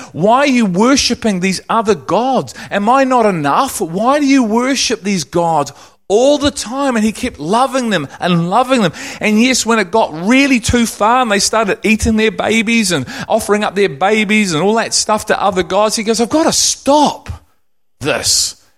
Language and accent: English; England, United Kingdom; now in New Zealand; I'm English